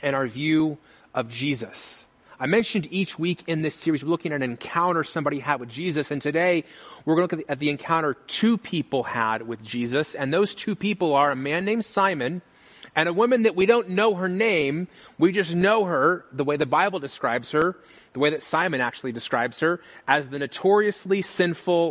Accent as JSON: {"language": "English", "town": "Las Vegas", "region": "Nevada", "country": "United States", "tie": "born or raised there", "said": "I'm from Las Vegas, born and raised."}